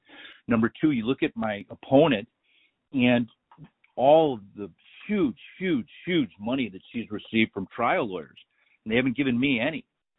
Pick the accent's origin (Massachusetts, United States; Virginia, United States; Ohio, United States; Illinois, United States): Illinois, United States; I came from Lake County, Illinois, which is renowned for wrongful convictions, better than any, better known than any other county in Illinois, maybe in America, for wrongful convictions.